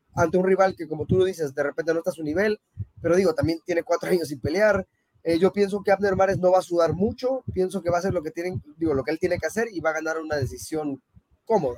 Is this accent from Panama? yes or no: yes; Panama; also born or lived in Mexico; yo soy mexicano y, prácticamente viví toda mi vida en Panamá